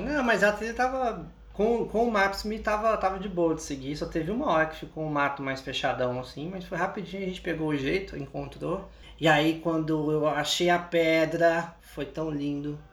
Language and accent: Portuguese; Goiânia, Goiás, Brazil; Eu cresci em Goiânia. Eu cresci em Goiânia.